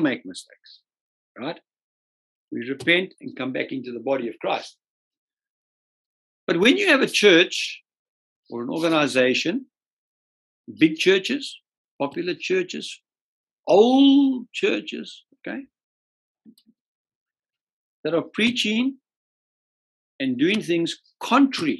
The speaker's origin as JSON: {"language": "English", "country": "Zimbabwe", "also_born_or_lived": "Scotland", "said": "I'm actually a Rhodesian."}